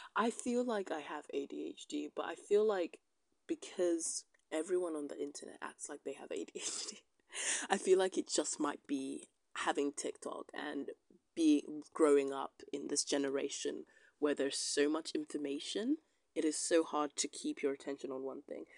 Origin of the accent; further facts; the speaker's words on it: United Kingdom; I'm a British citizen